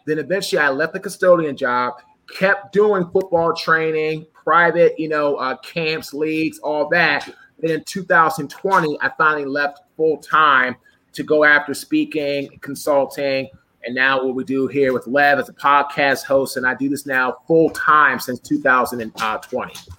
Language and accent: English; Washington, District of Columbia, United States; I'm from DC originally.